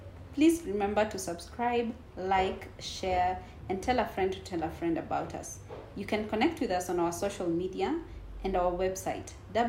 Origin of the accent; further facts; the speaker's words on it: Kenya; because I'm a Kenyan, what will you tell to the Ugandan market?